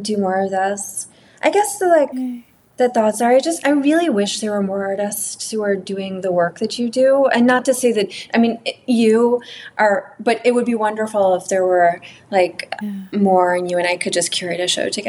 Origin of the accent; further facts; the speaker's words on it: New York City, New York, United States; moved away; I grew up in Manhattan